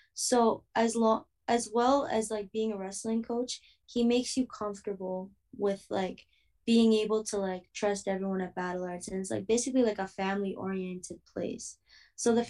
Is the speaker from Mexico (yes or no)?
no; Toronto, Ontario, Canada; moved away; Hopefully in my hometown